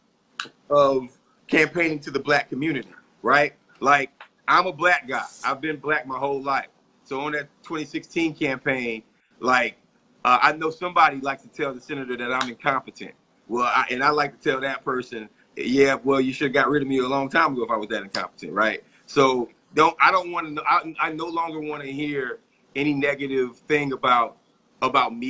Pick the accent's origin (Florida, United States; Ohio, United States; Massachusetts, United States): Florida, United States; Tallahassee; my hometown